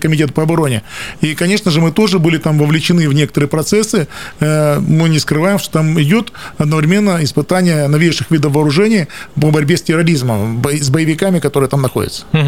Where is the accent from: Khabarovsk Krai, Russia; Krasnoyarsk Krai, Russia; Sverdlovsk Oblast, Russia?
Krasnoyarsk Krai, Russia; Krasnoyarsk; Я сибиряк, я коренной красноярец